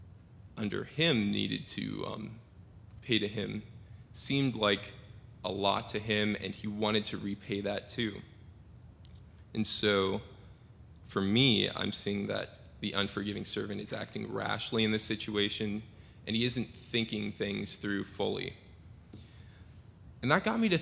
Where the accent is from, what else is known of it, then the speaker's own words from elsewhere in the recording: Seattle, Washington, United States; moved away as an adult; also born or lived in Southern Oregon University, Oregon; I'm from Seattle. My home church is Tibbetts United Methodist, and I've been there since I was five.